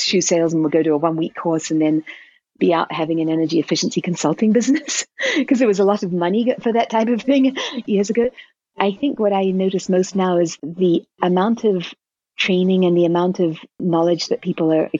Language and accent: English; New Zealand; now in New Mexico, United States; I'm from New Zealand originally